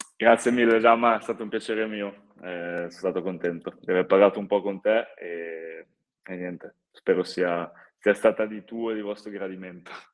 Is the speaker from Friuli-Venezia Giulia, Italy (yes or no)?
no; Varese, Lombardy, Italy; moved away; un ragazzo nato e cresciuto a Varese, giocare a Varese penso sia incredibile